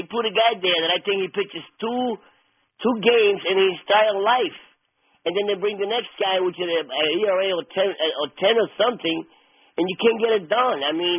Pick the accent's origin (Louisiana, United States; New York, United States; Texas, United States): New York, United States; we Yankee fans. We're from New York.